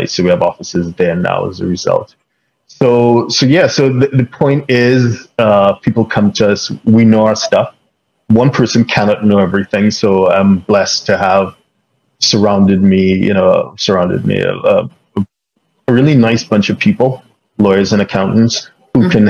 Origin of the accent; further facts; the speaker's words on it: London, United Kingdom; born there; in terms of my background, I guess I kind of grew up internationally uh, in the sense that I was born in London. Um, both my parents are from Trinidad and the Caribbean.